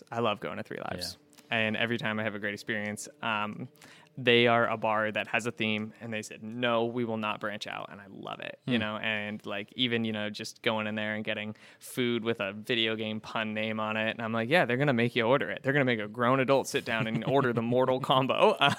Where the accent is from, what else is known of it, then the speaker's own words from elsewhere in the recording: West Coast, United States; moved away as an adult; also born or lived in Florida; now in Syracuse, United States; I'm not from here, and I grew up on the West Coast, and when I moved to the East Coast, I moved to Florida when I was 19